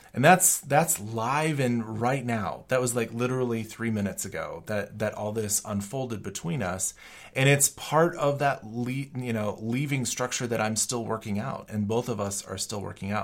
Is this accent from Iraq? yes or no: no; Colorado, United States; moved away as an adult; also born or lived in Chicago / Germany; I was from Colorado